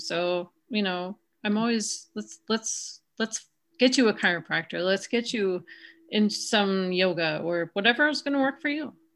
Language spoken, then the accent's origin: English; South Dakota, United States; now in Wisconsin, United States; I grew up in South Dakota